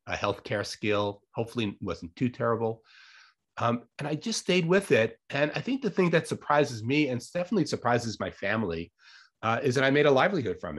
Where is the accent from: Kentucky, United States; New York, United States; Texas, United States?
New York, United States; Long Island; moved away as an adult; also born or lived in Santa Cruz, California; now in Ithaca, United States; I grew up in Long Island, New York, very suburban